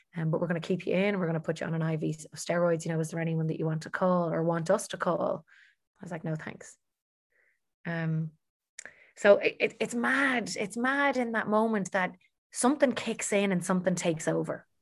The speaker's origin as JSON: {"language": "English", "town": "Dublin", "region": "Leinster", "country": "Ireland", "tie": "born or raised there", "said": "I'm born and bred in Dublin"}